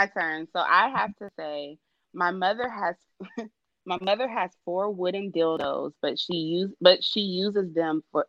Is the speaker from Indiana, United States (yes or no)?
no; California, United States; I'm from California.